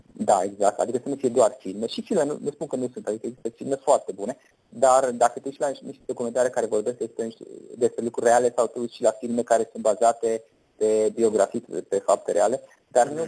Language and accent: Romanian; Romania; noi suntem români